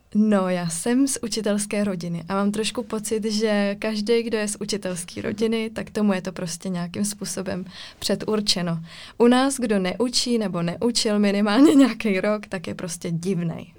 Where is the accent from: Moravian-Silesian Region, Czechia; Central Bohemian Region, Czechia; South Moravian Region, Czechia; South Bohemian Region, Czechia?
Moravian-Silesian Region, Czechia; Ostrava; já pocházím z Ostravy